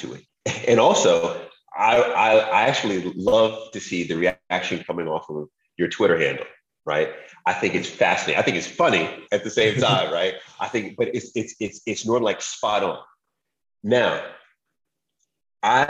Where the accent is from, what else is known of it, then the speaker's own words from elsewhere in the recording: New York, United States; I'm from New York. We think we can do everything.